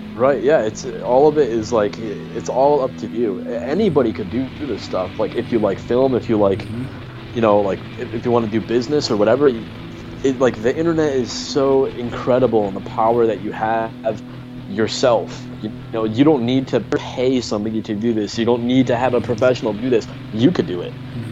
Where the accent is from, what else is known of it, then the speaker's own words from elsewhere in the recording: Connecticut, United States; originally I'm from Connecticut